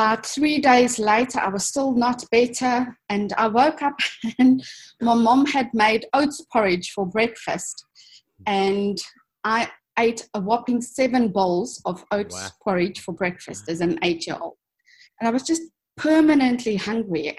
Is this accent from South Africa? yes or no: yes; South Africa; I was born in South Africa in 1979. So I saw the last stages of the apartheid era, but luckily I grew up when it was on its way out already.